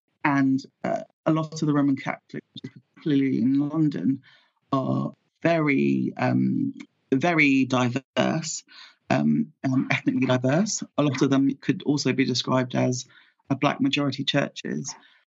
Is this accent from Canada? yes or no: no; Nigeria; As a Nigerian, I know that my Nigerian family are much louder than my husband's family